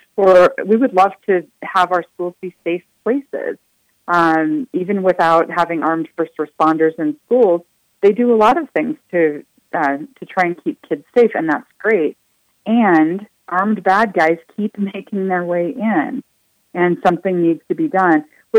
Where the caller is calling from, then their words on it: Colorado, United States; I'm calling you from Colorado